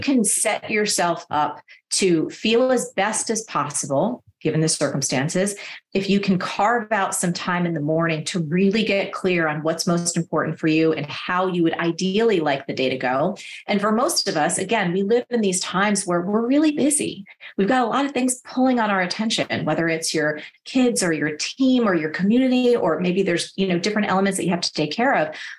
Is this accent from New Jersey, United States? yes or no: yes; New Jersey, United States; I'm from New Jersey